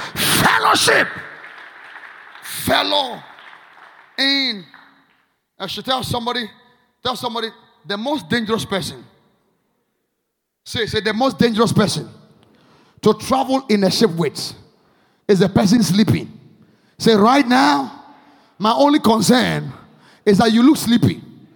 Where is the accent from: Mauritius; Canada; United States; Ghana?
Ghana; I am more connected to the spirit. I'm Ghanaian.